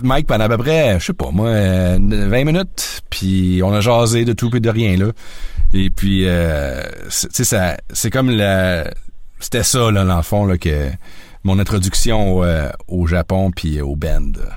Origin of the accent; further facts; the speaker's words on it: Sherbrooke, Quebec, Canada; moved away as an adult; also born or lived in South Korea / Osaka / Yokohama; je suis un gars de Sherbrooke. J'ai grandi à Sherbrooke.